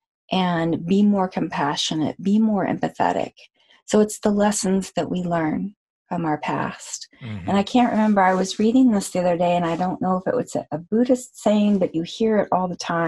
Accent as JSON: {"language": "English", "town": "Amarillo", "region": "Texas", "country": "United States", "tie": "born or raised there", "said": "I was born in Texas in Amarillo"}